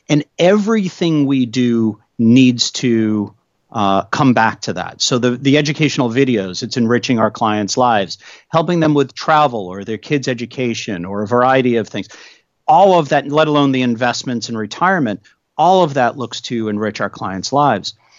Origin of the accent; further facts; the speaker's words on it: New England, United States; now in Washington, D.C., United States; I grew up in New England